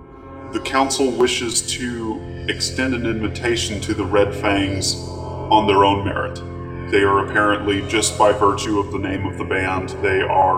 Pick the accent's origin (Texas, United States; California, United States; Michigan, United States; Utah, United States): Texas, United States; Well, as you know, I am Texan, and so I am packing that heat.